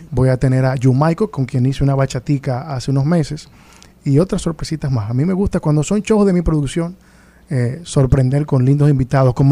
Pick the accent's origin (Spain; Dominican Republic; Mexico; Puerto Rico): Dominican Republic